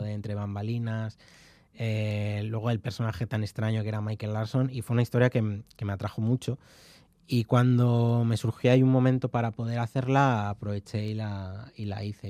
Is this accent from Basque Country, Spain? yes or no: no; León, Castile and León, Spain; also born or lived in Carrizo de la Ribera; soy de León y mi pueblo es de Carriz de la Ribera, es el pueblo de mi madre y, yo he veraneado allí